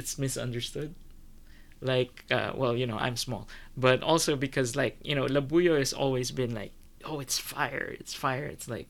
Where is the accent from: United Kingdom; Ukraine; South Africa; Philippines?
Philippines; So whenever people ask me, I always say I'm Filipino.